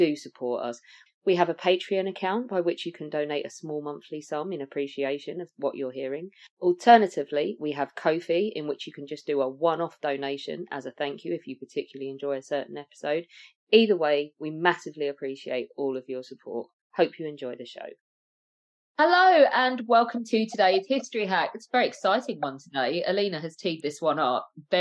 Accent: London, United Kingdom; Sutton, so around southwest London

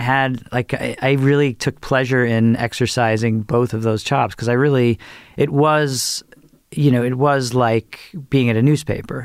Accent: Merrick, New York, United States; moved away as an adult; also born or lived in Michigan; I grew up on Long Island

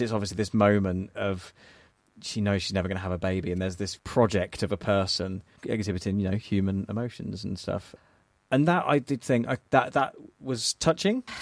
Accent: England, United Kingdom; as an English person

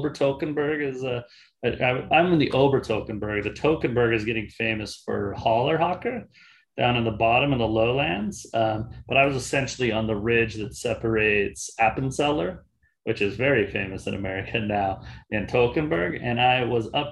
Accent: Salt Lake City, Utah, United States; moved away as an adult; also born or lived in Switzerland; now in Portland, United States; I grew up in Salt Lake City, Utah

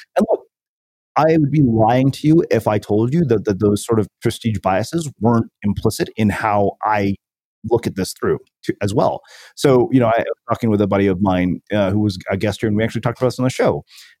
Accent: India; growing up in India, where, you know, when our parents were growing up, their outcomes were pretty much binary.

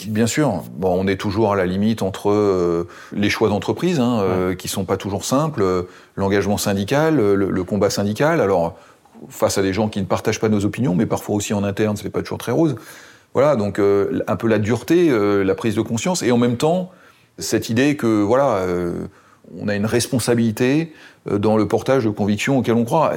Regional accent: Seine-et-Marne, Île-de-France, France; chez moi en Seine-et-Marne

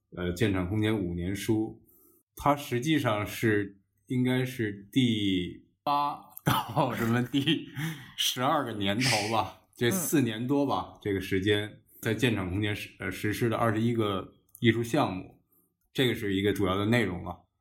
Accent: Beijing, China; 世界上可能只有我一个人是可以说土生土长的这种嗯。北京人或者当地人、本地人

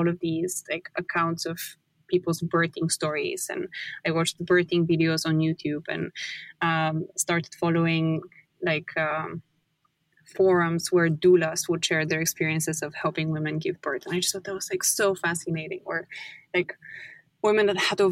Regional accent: Bulgaria; moved away; I'm from Bulgaria.

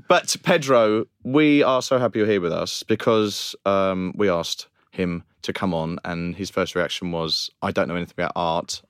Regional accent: Romford, London, United Kingdom; I personally have an experience growing up in Romford and Essex

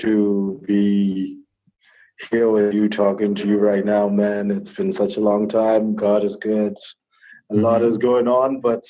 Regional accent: Botswana; Well, I'm actually from Botswana, and I was born in a Christian family.

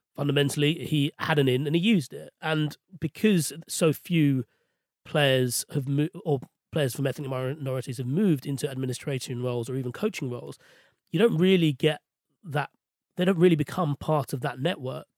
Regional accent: London, United Kingdom; I was born and raised in West London

